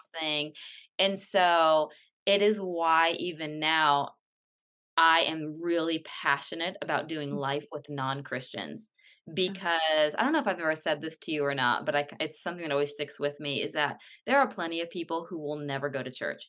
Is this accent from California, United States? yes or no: yes; California, United States; moved away as an adult; now in Atlanta, United States; I live in Atlanta, but I was born and raised in California